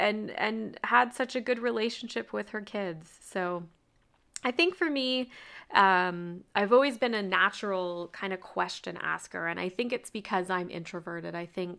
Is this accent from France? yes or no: no; Canada; I told her that I was from Canada